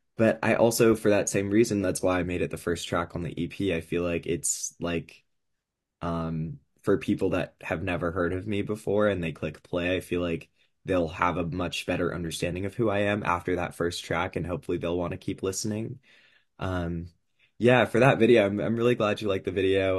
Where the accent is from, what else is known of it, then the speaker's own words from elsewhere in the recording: California, United States; I am from California.